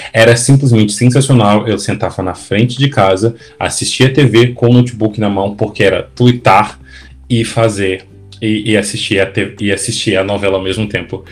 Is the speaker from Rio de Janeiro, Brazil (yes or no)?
no; interior of Minas Gerais, Brazil; eu sou do interior de Minas